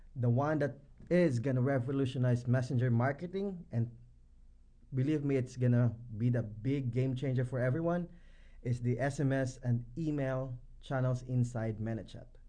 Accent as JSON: {"language": "English", "country": "Philippines", "said": "I am from the Philippines."}